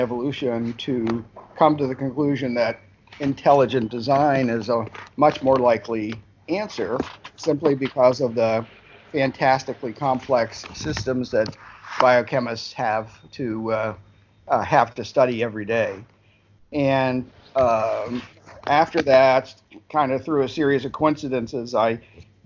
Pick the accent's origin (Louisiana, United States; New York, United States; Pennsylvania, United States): Pennsylvania, United States; Harrisburg; I was born in Pennsylvania too, so I haven't traveled very far from where I was born. I was raised in Harrisburg